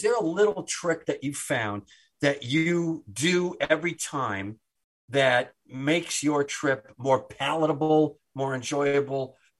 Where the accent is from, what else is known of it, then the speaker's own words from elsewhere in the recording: Wisconsin, United States; I'm from Wisconsin